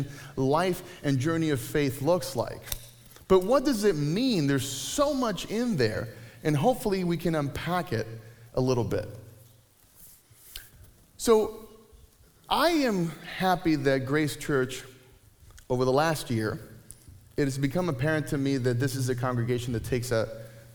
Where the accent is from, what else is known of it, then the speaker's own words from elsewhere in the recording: Puerto Rico; moved away; I grew up in Puerto Rico in the 80s and 90s